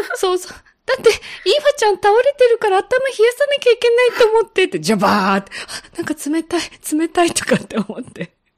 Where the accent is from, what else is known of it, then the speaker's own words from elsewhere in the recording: Osaka, Japan; moved away; also born or lived in Fukuoka; 私、実は大阪生まれなんですって